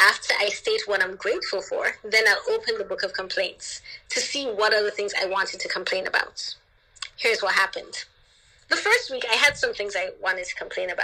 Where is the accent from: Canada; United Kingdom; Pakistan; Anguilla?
Anguilla; also born or lived in Jamaica; I grew up in Anguilla